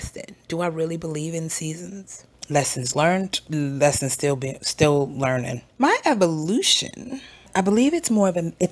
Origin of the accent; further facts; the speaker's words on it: New York City, New York, United States; moved away as an adult; also born or lived in Oklahoma; I'm originally from Brooklyn, New York